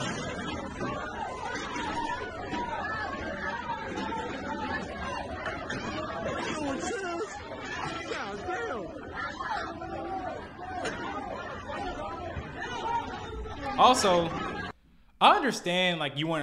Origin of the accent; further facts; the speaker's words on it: Arkansas, United States; also born or lived in Minnesota; Where I grew up, I mean, the United States, but mainly Arkansas